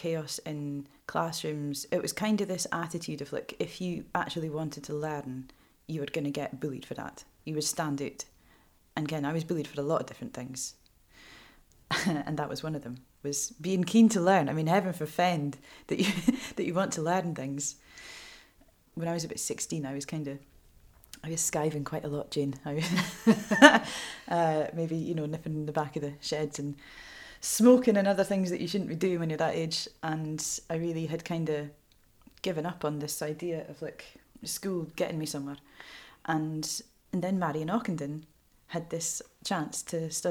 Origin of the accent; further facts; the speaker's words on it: Fair Isle, Shetland, Scotland, United Kingdom; also born or lived in Lerwick, Shetland; I was born in the Gilbert Bain, as a lot of us were, and I was flown back to Fair Isle a few days old